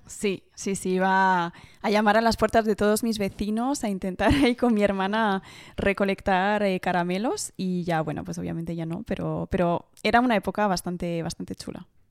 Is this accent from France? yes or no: yes; Paris, Île-de-France, France; soy francesa, como decían así, que he, bueno, he nacido en París, eh, pero mis dos padres son españoles